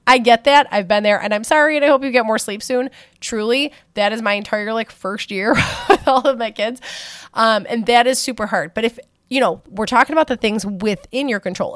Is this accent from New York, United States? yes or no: yes; Buffalo, New York, United States; I am from Buffalo, New York